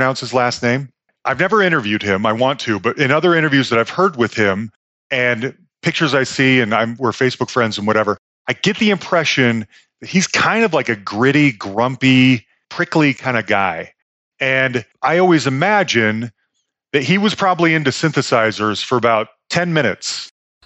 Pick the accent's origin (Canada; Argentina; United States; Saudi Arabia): United States; Salt Lake City, Utah; moved away; also born or lived in Bay Area, California; I grew up Mormon in Salt Lake City, Utah